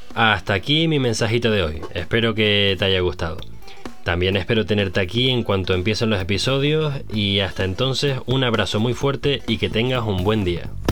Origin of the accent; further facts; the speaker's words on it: Canary Islands, Spain; moved away as an adult; also born or lived in France / Germany / Netherlands; now in Amsterdam, Netherlands; Soy un canario de 32 años que vive en Ámsterdam.